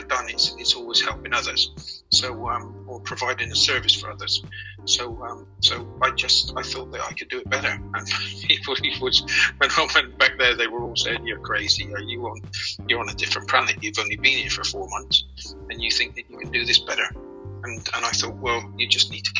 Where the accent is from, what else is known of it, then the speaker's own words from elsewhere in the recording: Bristol, South West England, United Kingdom; also born or lived in Biggleswade, Bedfordshire; now in Qatar; I'm originally from Bristol, but I live in a place in Bedfordshire